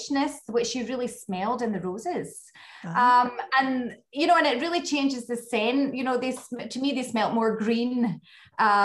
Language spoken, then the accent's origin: English; west coast of Scotland, United Kingdom; accent: Scottish; moved away as an adult; also born or lived in French Riviera, France; now in Grasse, France; I grew up my whole life in Scotland. You know, all my family are there. And I grew up on the west coast of Scotland